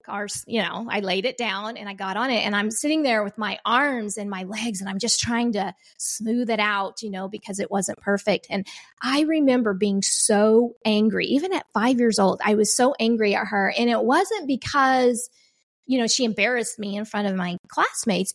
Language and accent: English; Oklahoma, United States; I come from Oklahoma